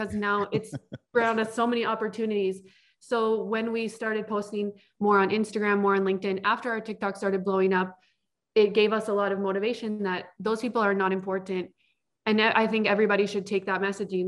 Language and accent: English; United States; as an American